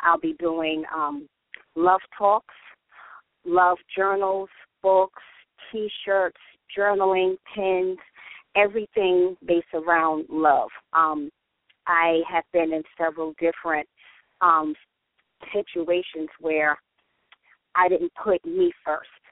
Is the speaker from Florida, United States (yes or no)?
no; New York City, New York, United States; I have been born and raised in the Bronx.